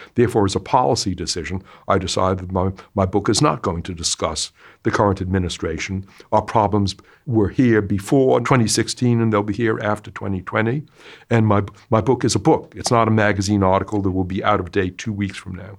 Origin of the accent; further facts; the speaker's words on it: Boston, Massachusetts, United States; I grew up in Boston